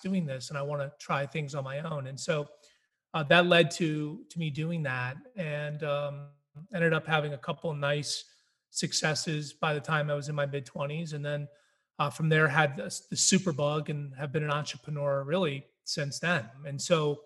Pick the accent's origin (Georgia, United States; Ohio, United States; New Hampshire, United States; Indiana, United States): New Hampshire, United States; I grew up in New Hampshire and I was raised there